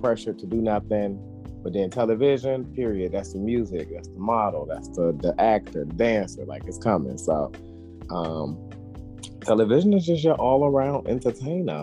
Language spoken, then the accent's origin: English; Harvey, United States; I coached the little league team that we had in Harvey, which was my hometown